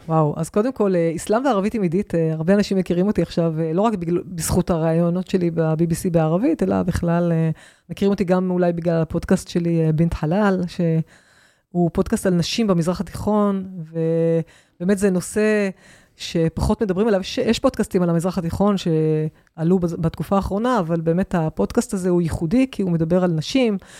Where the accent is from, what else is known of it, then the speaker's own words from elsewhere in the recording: Israel; אני מישראל